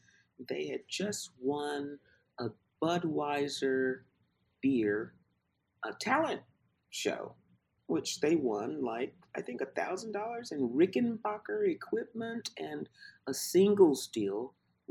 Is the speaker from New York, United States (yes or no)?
no; Louisville, Kentucky, United States; also born or lived in Jackson, Mississippi / London / New Orleans; now in Atlanta, United States; So we went to Louisville, and I was raised in Louisville, Kentucky.